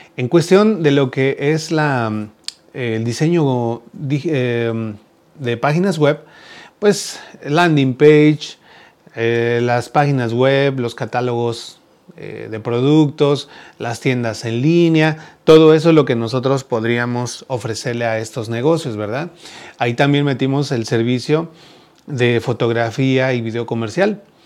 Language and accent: Spanish; Mexico; now in United States; en México también hacemos este tipo de kermés